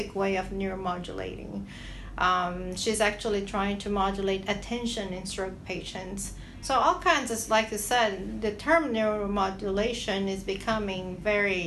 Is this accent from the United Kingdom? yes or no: no; Brazil; moved away as an adult; I'm originally from Brazil